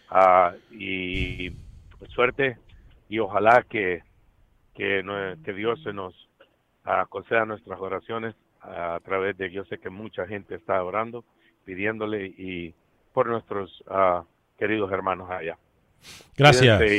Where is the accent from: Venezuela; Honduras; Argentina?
Honduras; y a pedir por todos nuestros hermanos centroamericanos, y en especial de Honduras, siendo hondureño, pues se siente, se siente en mi corazón una tristeza